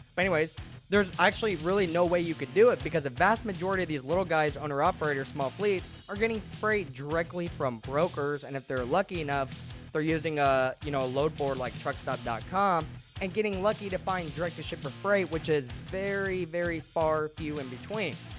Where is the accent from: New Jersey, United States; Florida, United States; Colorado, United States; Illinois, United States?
Illinois, United States; Central; moved away as an adult; also born or lived in Phoenix; Now I'm living in Illinois. This is actually my hometown.